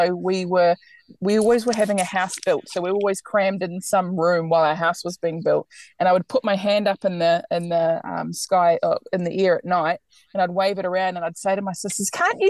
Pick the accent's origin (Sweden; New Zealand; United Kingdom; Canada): New Zealand; moved away as an adult; now in Australia; I'm from New Zealand, as you can probably hear. I have lived here in Australia for, I think, 7 or 8 years now, and it's been amazing. I love it here. I have no plans to go back home.